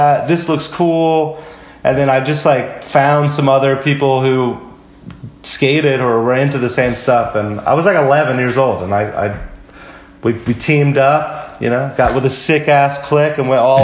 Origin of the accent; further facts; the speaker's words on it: Lakeland, Florida, United States; I was born in Lakeland, Florida